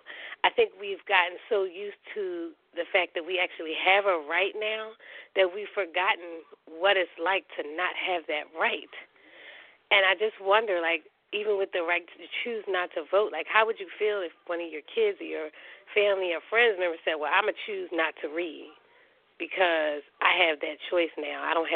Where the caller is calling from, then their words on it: Philadelphia, Pennsylvania, United States; Hi, this is …. I'm calling from Philadelphia.